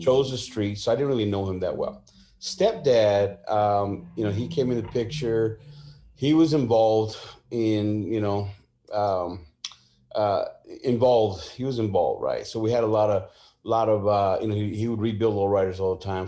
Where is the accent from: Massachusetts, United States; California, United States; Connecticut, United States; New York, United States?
California, United States; San Jose; also born or lived in Sacramento / Mexico (family); now in Southern California, United States; born and raised in San Jose